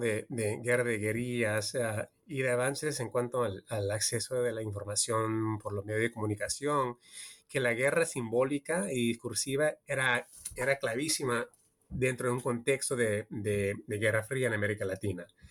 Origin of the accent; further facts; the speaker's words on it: California, United States; also born or lived in Peru; yo soy peruano estadounidense. Yo nací en California, pero de mi, familia es peruana y siempre cuando era niño en los 80 siempre visitaba Perú